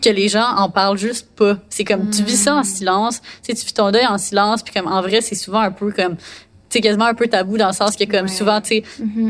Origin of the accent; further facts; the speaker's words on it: Montreal, Quebec, Canada; j'ai fait toutes mes études à Montréal, puis là j'habite à Montréal.